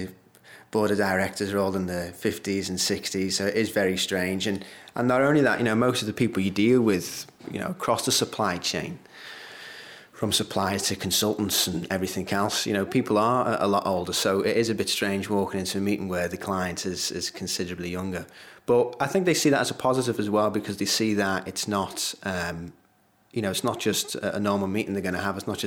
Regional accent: Liverpool, North West England, United Kingdom; it's my hometown as well

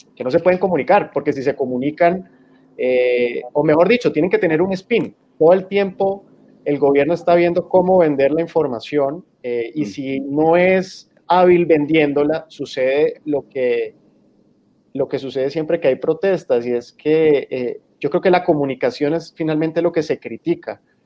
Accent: San Andrés, San Andrés and Providencia, Colombia; also born or lived in Barranquilla / Cartagena; now in Bogotá, Colombia; nací en Barranquilla y crecí en San Andrés.

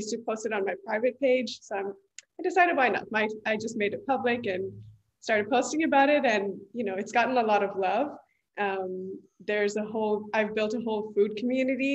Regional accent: East Bay, California, United States; also born or lived in Punjab, India / San Ramon, California; I was born in India, in Punjab. I moved here when I was 10 years old. And I've lived in East Bay my whole life. I grew up in Hayward, Fremont, and then moved to San Ramon.

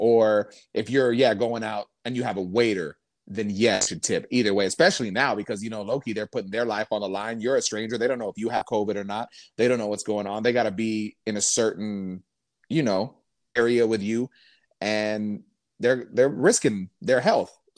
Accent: Lubbock, Texas, United States; moved away; I come from Lubbock, Texas

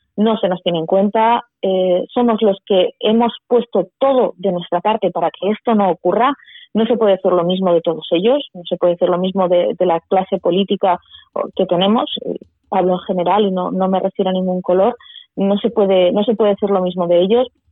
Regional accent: Leciñena, Aragon, Spain; Yo nací en Leciñena, Y claro, yo me he criado allí.

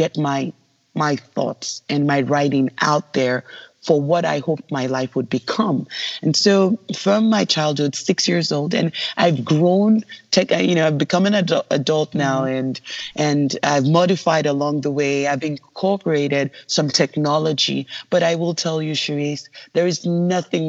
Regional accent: Lagos, Nigeria; moved away; I was born in Lagos, Nigeria

